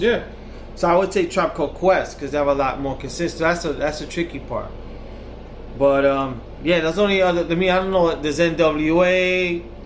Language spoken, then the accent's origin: English; New York, United States; We're from New York